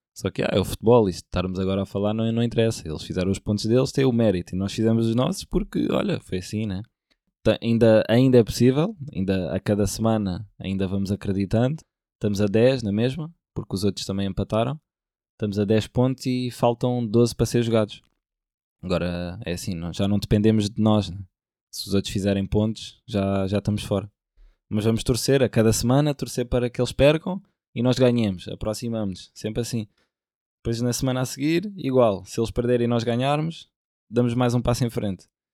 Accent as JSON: {"language": "Portuguese", "country": "Portugal", "said": "sou português"}